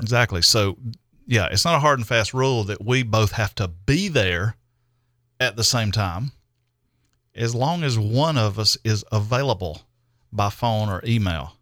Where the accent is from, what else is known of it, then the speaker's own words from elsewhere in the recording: Greer, South Carolina, United States; I'm in my hometown